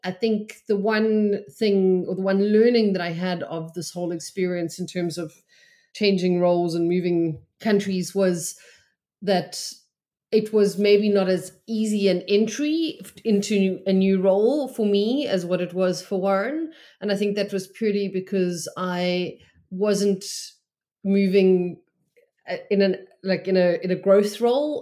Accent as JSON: {"language": "English", "town": "Cape Town", "region": "Western Cape", "country": "South Africa", "also_born_or_lived": "Johannesburg", "moved": "as an adult", "lives_now": "St Albans, United Kingdom", "said": "We're both originally from Cape Town, but we had moved to Johannesburg for my job, uh, in twenty sixteen"}